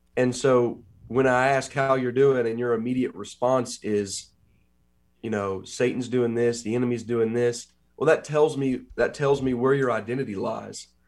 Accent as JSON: {"language": "English", "town": "Huntington", "region": "West Virginia", "country": "United States", "tie": "born or raised there", "also_born_or_lived": "Columbus, Ohio", "said": "I came back to West Virginia, where I've been born and raised in Huntington"}